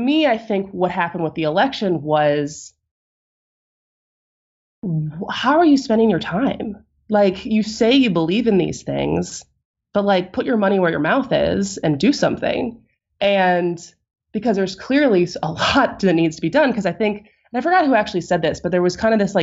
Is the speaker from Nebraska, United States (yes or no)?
no; Madison, Wisconsin, United States; growing up in Madison, my high school was down the street from